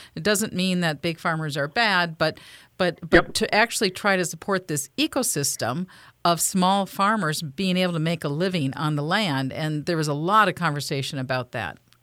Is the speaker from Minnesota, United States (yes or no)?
yes; Minnesota, United States; I'm from Dakota County, which had literally some of the best farmland in the world, and I witnessed